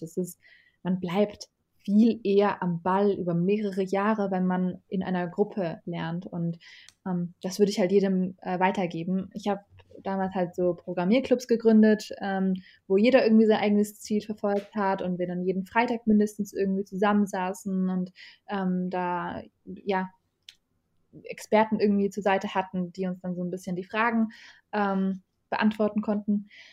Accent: Germany; also born or lived in Iraq; ich bin da geboren. Also ich bin mit zwei Jahren äh, nach Deutschland gereist

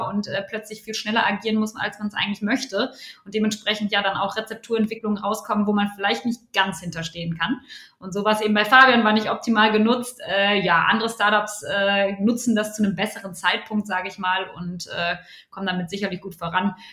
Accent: North Rhine-Westphalia, Germany; moved away as an adult; now in Cologne, Germany; ursprünglich komme ich aus dem Ruhrpott äh, und bin dann fürs Studium, fürs BWL-Studium an die Universität zu Köln.

